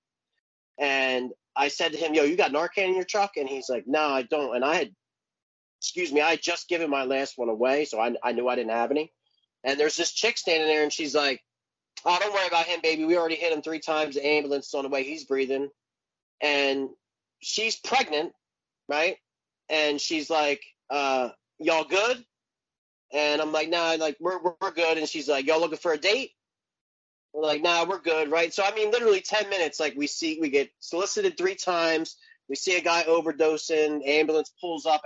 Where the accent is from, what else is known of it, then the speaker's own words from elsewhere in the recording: Philadelphia, Pennsylvania, United States; I've lived here my whole life. I'm 43 years old and I'm born and raised in Frankfurt, which is like the next neighborhood over from Kensington